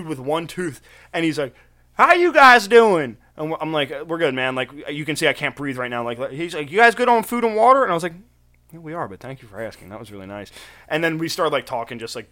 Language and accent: English; Pennsylvania, United States